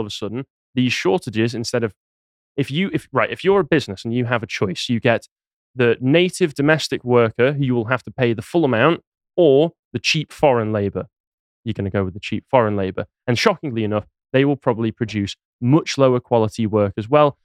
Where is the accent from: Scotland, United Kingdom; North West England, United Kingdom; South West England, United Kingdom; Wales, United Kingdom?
North West England, United Kingdom; Crewe; My hometown of Crewe